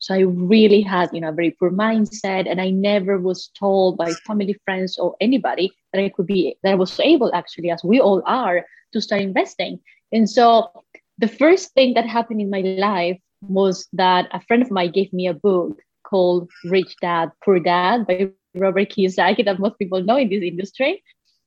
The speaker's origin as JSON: {"language": "English", "country": "Colombia", "moved": "yes", "said": "I come from Colombia originally, so you know, all the way back to the other part of the ocean"}